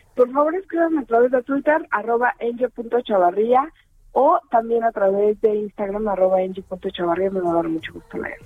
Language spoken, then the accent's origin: Spanish; Mexico; mi país